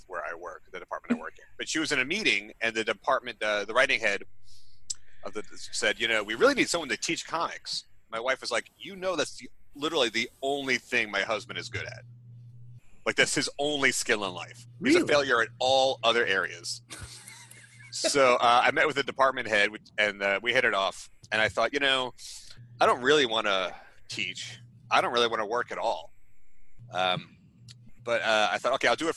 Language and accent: English; Long Island, New York, United States; I grew up on Long Island, which is sort of conservative